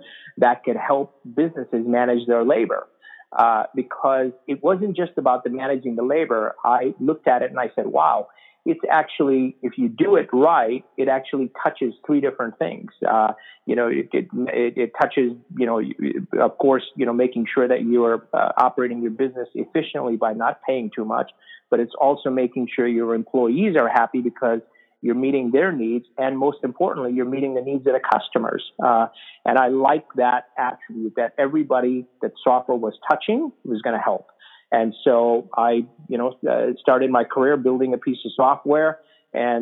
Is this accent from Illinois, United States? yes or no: yes; Chicago, Illinois, United States; moved away as an adult; also born or lived in San Diego, California; now in Carlsbad, United States; I live in California now, but I grew up in Chicago.